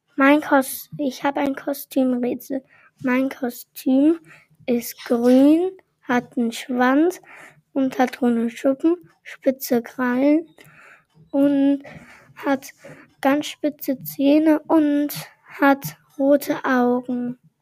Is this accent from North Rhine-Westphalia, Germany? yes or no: yes; Aachen, North Rhine-Westphalia, Germany; Ich bin in Aachen geboren und dort sagt man Oche Alaf